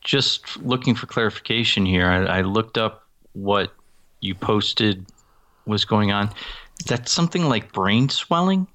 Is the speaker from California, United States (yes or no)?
no; Massachusetts, United States; now in Utah, United States; I come from Massachusetts, where we had Senators Ted Kennedy and John Kerry for almost thirty years